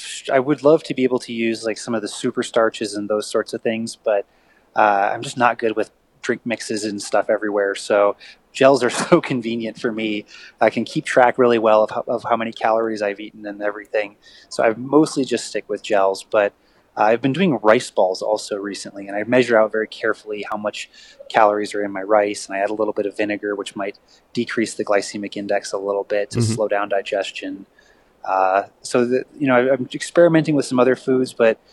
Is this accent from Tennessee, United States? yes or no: no; Michigan, United States; now in Colorado, United States; I'm from Michigan originally